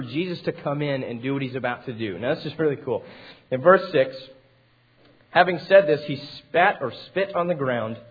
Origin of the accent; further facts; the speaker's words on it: Amarillo, Texas, United States; I grew up in Amarillo